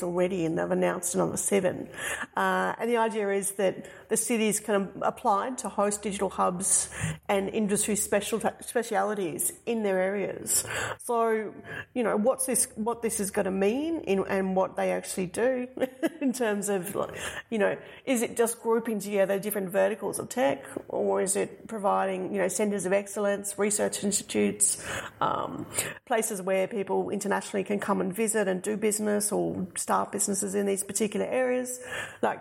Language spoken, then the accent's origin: English; Australia; accent: Australian; now in Germany; my Australian accent